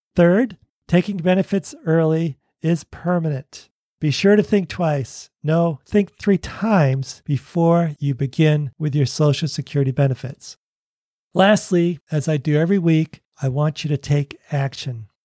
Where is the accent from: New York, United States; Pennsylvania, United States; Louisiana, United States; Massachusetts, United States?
Massachusetts, United States; Boston; also born or lived in Oregon / California; now in Tennessee, United States; I grew up in Boston. We lived in Oregon. We lived in California and now Tennessee.